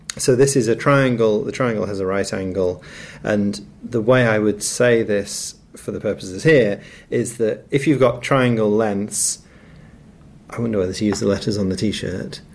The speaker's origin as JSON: {"language": "English", "town": "Nottingham", "region": "East Midlands", "country": "United Kingdom", "said": "I'm from Nottingham"}